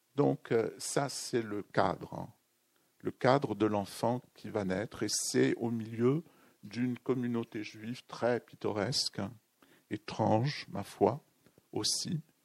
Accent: Béchar, Béchar Province, Algeria; moved away; mon enfance au Sahara

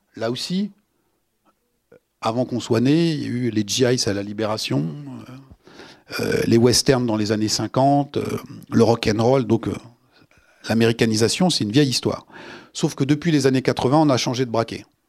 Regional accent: France; chez nous en France

